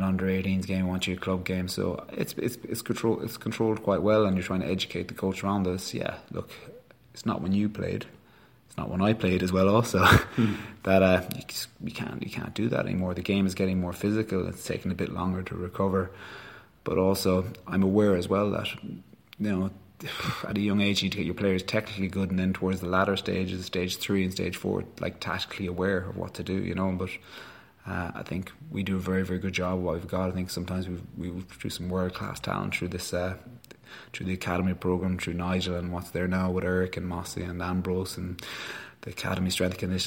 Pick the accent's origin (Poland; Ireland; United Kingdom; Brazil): Ireland; Galway, Connacht; I'm from Galway, I'm from Connacht